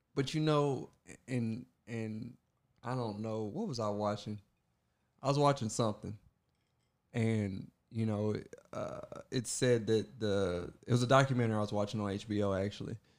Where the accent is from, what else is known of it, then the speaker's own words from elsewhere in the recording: Kentucky, United States; I was born in Kentucky